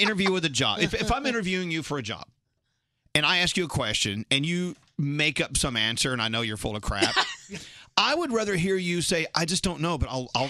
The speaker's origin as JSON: {"language": "English", "town": "Dallas", "region": "Texas", "country": "United States", "tie": "born or raised there", "also_born_or_lived": "McKinney, Texas / Philadelphia", "moved": "as an adult", "lives_now": "New York City, United States", "said": "I was born and raised in Dallas."}